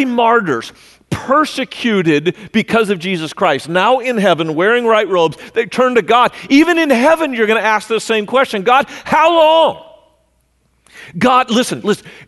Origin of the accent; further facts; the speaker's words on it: California, United States; moved away as an adult; also born or lived in Missouri; I grew up in California, so I know about earthquakes